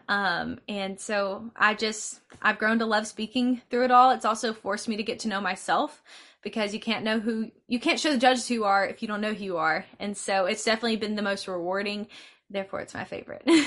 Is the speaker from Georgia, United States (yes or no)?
yes; LaGrange, Georgia, United States; I'm from LaGrange, Georgia